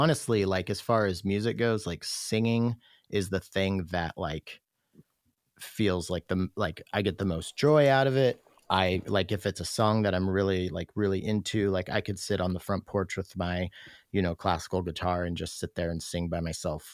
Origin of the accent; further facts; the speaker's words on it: Roslyn, Washington, United States; also born or lived in Ellensburg, Washington; I'm from Roslyn, Washington.